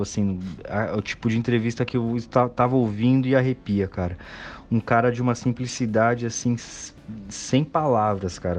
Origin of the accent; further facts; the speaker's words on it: São Paulo, Brazil; eu sou de São Paulo.